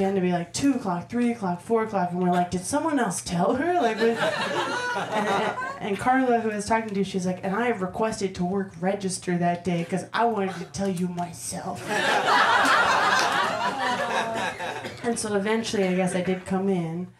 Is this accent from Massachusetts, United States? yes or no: yes; Massachusetts, United States; moved away as an adult; I'm from Massachusetts